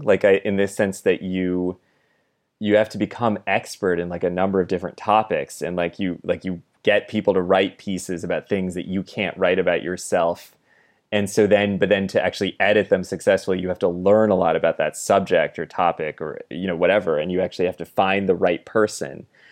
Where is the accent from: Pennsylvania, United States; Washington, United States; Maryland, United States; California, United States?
California, United States; moved away; I'm from California originally